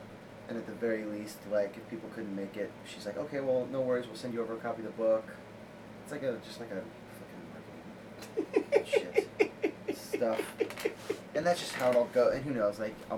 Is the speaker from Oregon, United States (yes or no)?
yes; Pleasant Hill, Oregon, United States; moved away as an adult; I'm from the Eugene area. I say that because no one's heard of Pleasant Hill, Oregon.